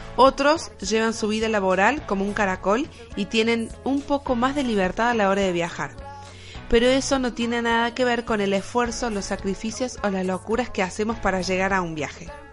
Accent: Argentina; moved away as an adult; now in Spain; Como argentinos, decidimos dejar toda nuestra vida para empezar una nueva vida en otro rincón del mundo. España para nosotros es nuestro nuevo hogar

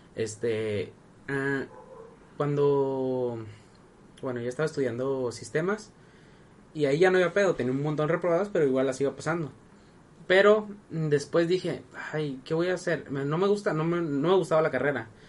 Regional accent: Sinaloa, Mexico; yo soy de Sinaloa

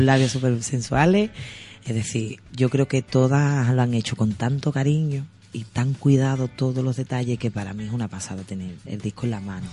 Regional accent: Sanlúcar de Barrameda, Andalusia, Spain; yo me siento orgullosa de mi mi pueblo, porque a mí me gusta decir mi pueblo

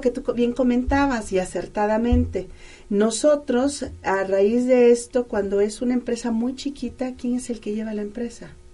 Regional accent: Mexico; nosotros como mexicanos

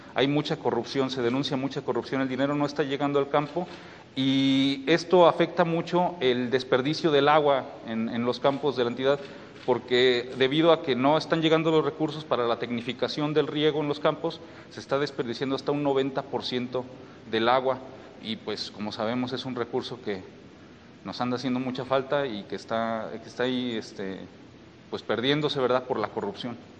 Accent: Mexico; como mexicano

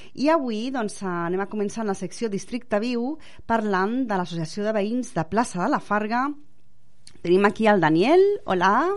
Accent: Barcelona, Catalonia, Spain; jo soc de, de Sant Martí

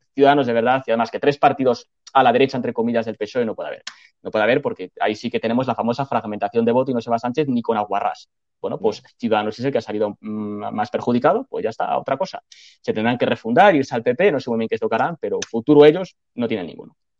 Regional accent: Castile and León, Spain; Y en Castilla y León, que es mi tierra

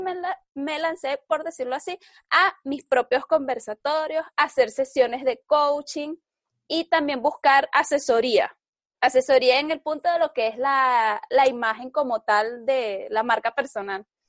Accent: Venezuela; soy venezolana

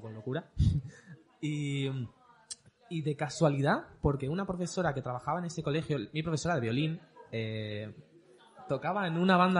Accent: Mallorca, Balearic Islands, Spain; also born or lived in Bordeaux; nací en Bordeos, pero básicamente me he criado aquí en Mallorca

